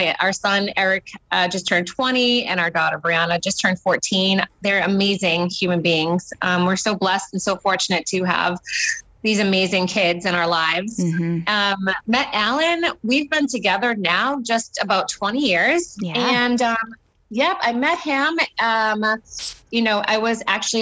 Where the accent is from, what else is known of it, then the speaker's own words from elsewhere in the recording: Boston, Massachusetts, United States; moved away as an adult; now in Chicago, United States; We are originally from Boston, Massachusetts. We live now in Chicago.